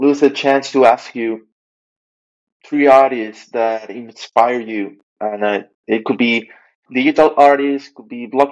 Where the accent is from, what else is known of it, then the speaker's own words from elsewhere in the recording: Venezuela; moved away; I remember growing up in Venezuela every year